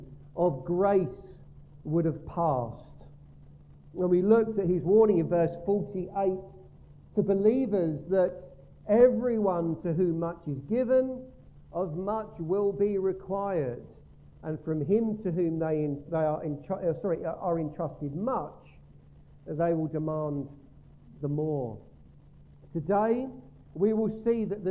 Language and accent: English; Gravesend, South East England, United Kingdom; we grew up in Gravesend Methodist Church